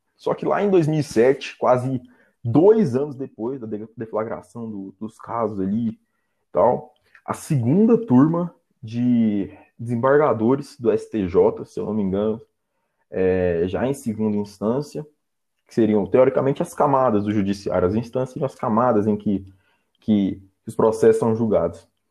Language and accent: Portuguese; Goiânia, Goiás, Brazil; eu sou aqui de Goiânia